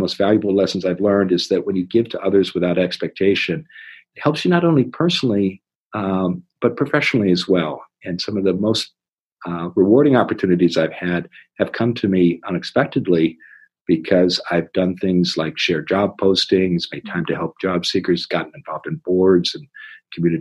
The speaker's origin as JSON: {"language": "English", "region": "Iowa", "country": "United States", "tie": "born or raised there", "said": "I grew up in Iowa"}